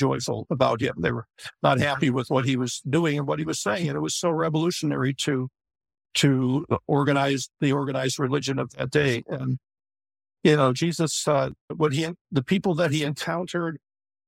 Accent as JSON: {"language": "English", "town": "Chicago", "region": "Illinois", "country": "United States", "tie": "born or raised there", "said": "I grew up in Chicago also and born and raised there"}